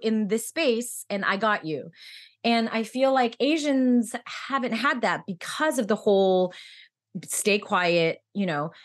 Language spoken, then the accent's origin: English; United States; now in New York, United States; I'm American